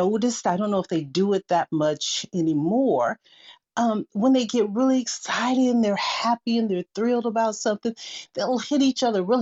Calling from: Seattle, Washington, United States; I'm joining you from Seattle, Washington, and blessings to everyone in this room.

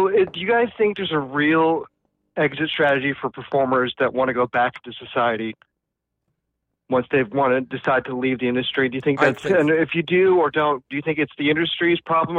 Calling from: Orlando, Florida, United States; calling in from Orlando.

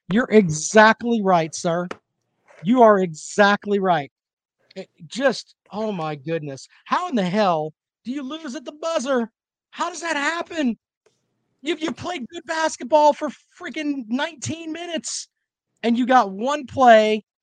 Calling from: Columbia, South Carolina, United States; I come to you from Columbia, South Carolina.

